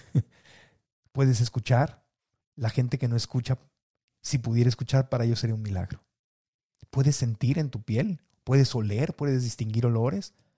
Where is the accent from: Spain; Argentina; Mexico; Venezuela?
Mexico; Mexico City; also born or lived in Tijuana; la Ciudad de México, donde crecí, nací en Tijuana, pero me llevó de chiquito a la Ciudad de México